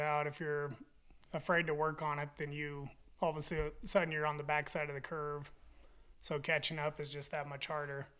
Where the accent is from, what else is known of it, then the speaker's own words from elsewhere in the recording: Manor, Kansas, United States; now in Walsh, United States; I'm actually from Manor, Kansas, originally, is where I grew up